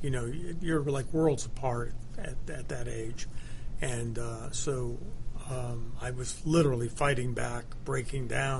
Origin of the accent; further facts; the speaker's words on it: Buffalo, New York, United States; I was born in New York, and when I was four, my parents moved to Buffalo